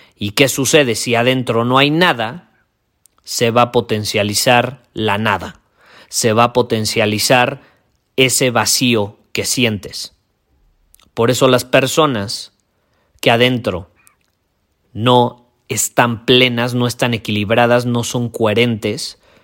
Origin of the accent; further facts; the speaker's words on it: Mexico; yo vivo en México, yo soy mexicano, vivo en un país donde crecimos